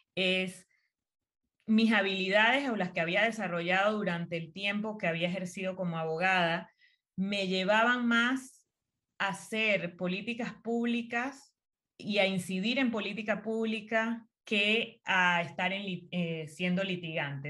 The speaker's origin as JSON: {"language": "Spanish", "town": "Las Tablas", "region": "Los Santos", "country": "Panama", "tie": "born or raised there", "also_born_or_lived": "Chitré", "said": "Soy de Azuero, Específicamente nací en Chitré, mi familia es de Parita, pero toda la vida viví en las tablas"}